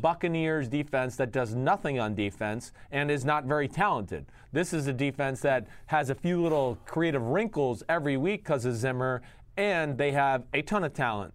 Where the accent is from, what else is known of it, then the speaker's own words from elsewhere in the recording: New Jersey, United States; moved away as an adult; also born or lived in Texas; I'm from New Jersey